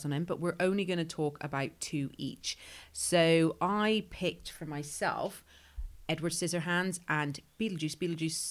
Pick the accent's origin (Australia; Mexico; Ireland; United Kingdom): Ireland; moved away; I grew up in Ireland and I am half Irish. I have an Irish passport